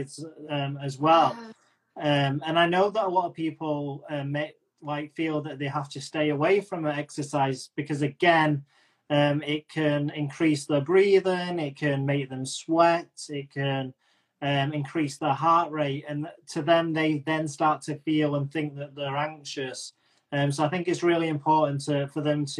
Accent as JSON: {"language": "English", "region": "England", "country": "United Kingdom", "said": "I'm English"}